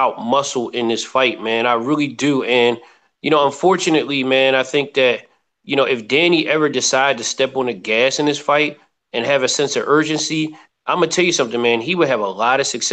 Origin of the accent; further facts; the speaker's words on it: Philadelphia, Pennsylvania, United States; I'm from Philly